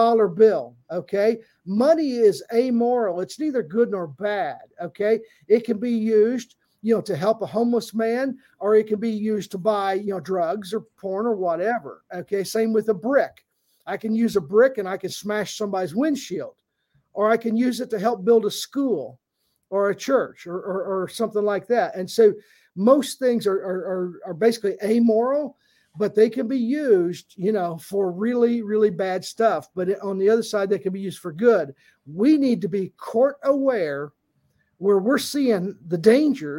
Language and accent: English; Southern Indiana, United States; I grew up Southern Indiana, so I'm a Hoosier fan